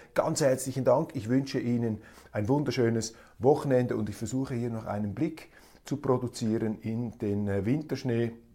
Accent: Switzerland; als Schweizer

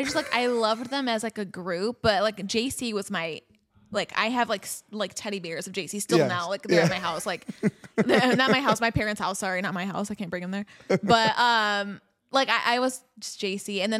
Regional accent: Scottsdale, Arizona, United States; also born or lived in Michigan; Like I was born in Michigan. I grew up in Scottsdale. Like I was there for about 12 years, grew up there.

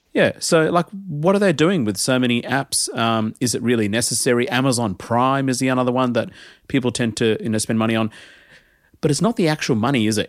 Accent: Adelaide, South Australia, Australia; moved away as an adult; now in Melbourne, Australia; I grew up in Adelaide

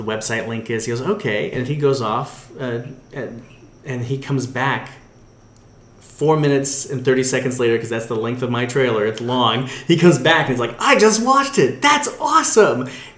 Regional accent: Orange County, California, United States; I grew up in Orange County

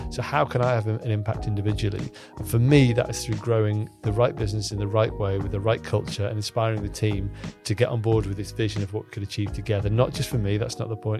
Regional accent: Cockermouth, North West England, United Kingdom; I'm from Cockermouth, um, where I spent most of my life was in Cockermouth in the Lake District.

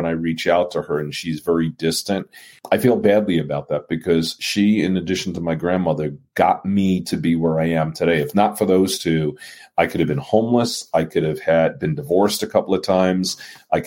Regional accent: New York City, New York, United States; I was born as a Jewish child growing up in Brooklyn, New York.

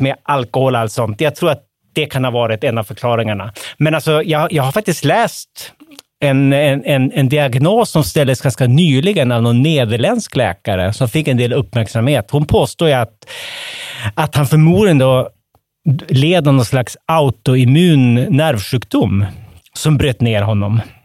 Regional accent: Västerbotten County, Sweden; som västerbottning

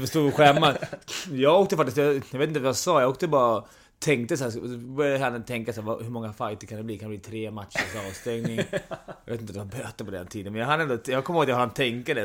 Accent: Stockholm, Stockholm County, Sweden; jag var från Stockholm, var djurgårdare och kunde bo och allting här

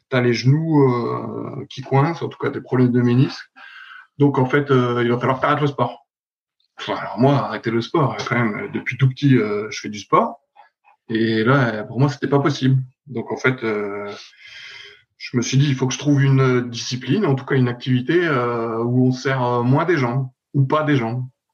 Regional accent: Dijon, Bourgogne-Franche-Comté, France; moved away as an adult; also born or lived in Vaires-sur-Marne / Rennes; j'étais de Dijon, en tout cas du club vers Dijon

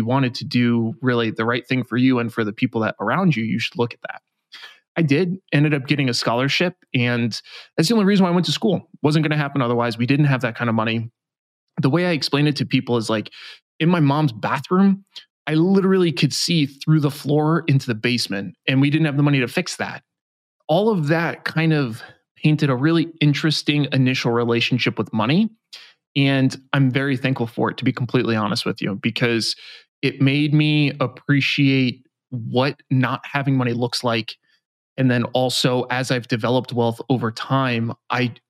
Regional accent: New York, United States; I grew up in New York

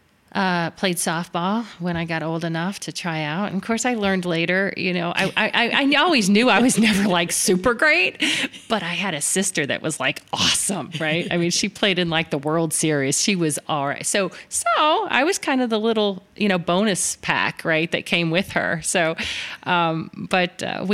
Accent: Miami, Florida, United States; Miami, which was home. I grew up in South Florida

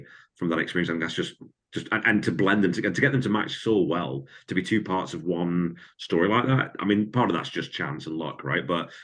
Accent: Wigan, North West England, United Kingdom; moved away; I grew up in Wigan

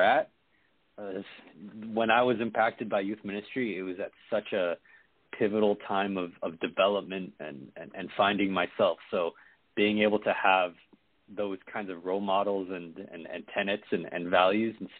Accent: Las Vegas, Nevada, United States; moved away as an adult; now in San Diego, United States; I'm from Las Vegas, St. Vitus, Las Vegas, with Rosie and the gang. Went to Bishop Gorman High School with Brandon, who also went to elementary school with me

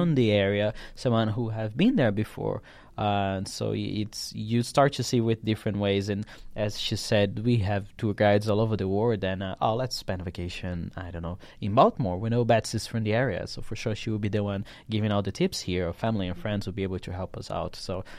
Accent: Brasilia, Federal District, Brazil; Brasilia, in Brazil.

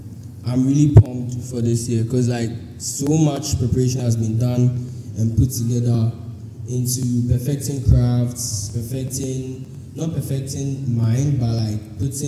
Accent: Ghana; as a Ghanaian

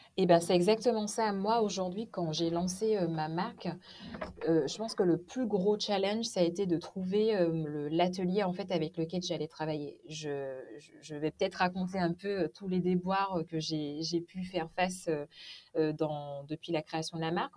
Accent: Martinique; moved away as an adult; also born or lived in Morbihan, France; now in Finistère, France; je suis originaire de la Martinique. J'ai vécu jusqu'à mes 18 ans.

